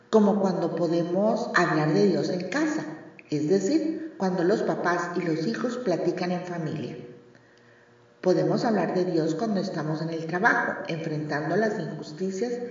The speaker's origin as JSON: {"language": "Spanish", "country": "Mexico", "said": "Hola amigos … autora mexicana con más de 20 años en cuentos que promueven la moral de vida."}